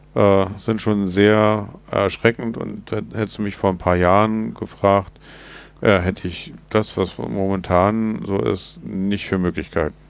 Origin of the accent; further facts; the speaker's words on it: Germany; wir als Deutsche